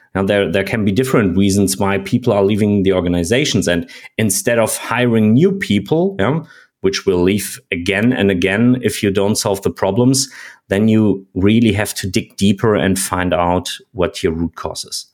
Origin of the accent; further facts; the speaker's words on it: Germany; I'm from Germany